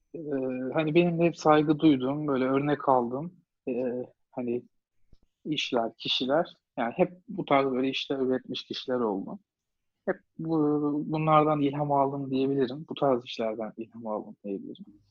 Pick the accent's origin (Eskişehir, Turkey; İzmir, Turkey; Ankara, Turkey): Ankara, Turkey; Ankara'da doğdum, büyüdüm